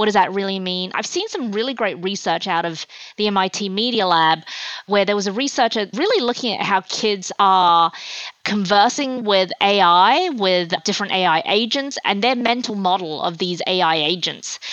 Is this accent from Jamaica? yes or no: no; Australia; also born or lived in China; I was born in China, and at the time it was a very kind of communist education that I had when I was growing up, and my family moved to Australia when I was 8 years old